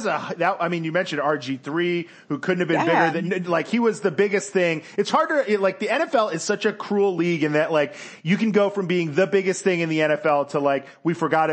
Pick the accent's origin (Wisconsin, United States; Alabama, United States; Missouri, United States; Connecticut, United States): Connecticut, United States; Stamford; I grew up in Stanford, Connecticut, not too far from where Swaggy's from, actually, in Bridgeport.